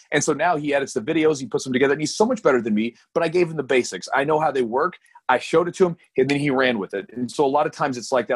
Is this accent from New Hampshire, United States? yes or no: no; Louisville, Kentucky, United States; I'm born and raised in Louisville